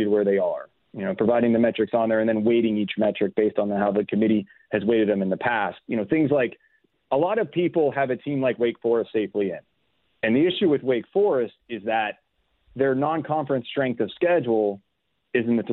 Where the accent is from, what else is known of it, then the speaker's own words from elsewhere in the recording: Youngstown, Ohio, United States; I grew up in Youngstown, Ohio